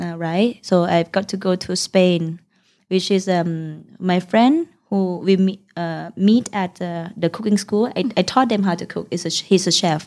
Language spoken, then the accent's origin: English; Udon Thani, Thailand; English is a second language; now in Bangkok, Thailand; we come from Udontani, the northeastern part of Thailand, uh, which is near Laos